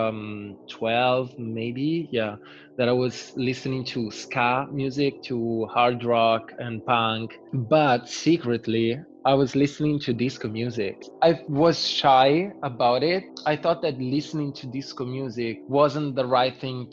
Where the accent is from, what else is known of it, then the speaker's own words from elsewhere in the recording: Lecce, Apulia, Italy; English is a second language; also born or lived in Bologna / New York; now in Milan, Italy; I grew up in a small city in South Italy, and I moved to Bologna and I lived there 2 years